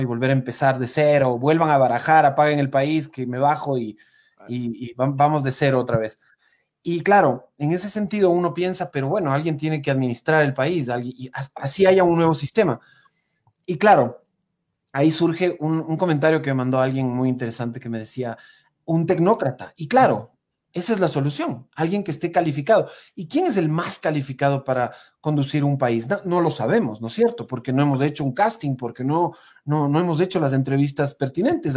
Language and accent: Spanish; Ecuador